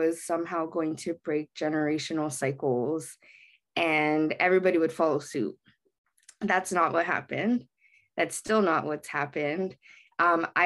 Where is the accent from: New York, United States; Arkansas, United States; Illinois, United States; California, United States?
California, United States; Baldwin Park; I grew up in Baldwin Park, which is a very heavily Latinx demographic area